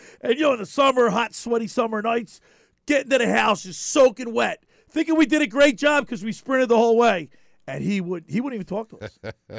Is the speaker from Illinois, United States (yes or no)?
no; Ocean City, New Jersey, United States; Growing up in Ocean City